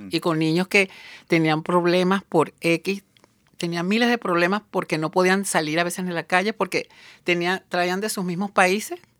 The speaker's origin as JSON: {"language": "Spanish", "country": "Venezuela", "said": "Pero normalmente mi pronunciación es a veces un poco neutral dentro de los mismos venezolanos."}